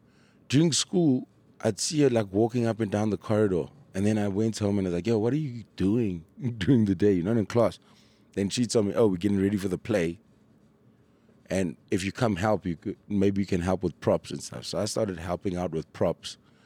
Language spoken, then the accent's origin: English; Durban, KwaZulu-Natal, South Africa; I grew up in Durban. I've only been here since 2010. So in Durban, our school excursions always involved something to do with Shaka.